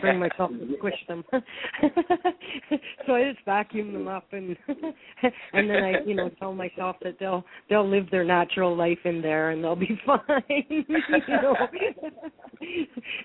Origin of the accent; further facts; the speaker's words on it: Alberta, Canada; also born or lived in Regina, Saskatchewan; born and raised in Alberta